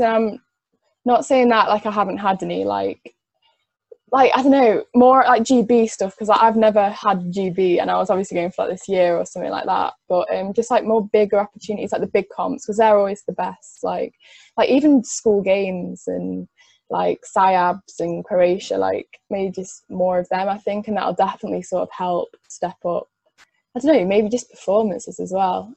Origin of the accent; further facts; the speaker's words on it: Cheshire, North West England, United Kingdom; I'm from Cheshire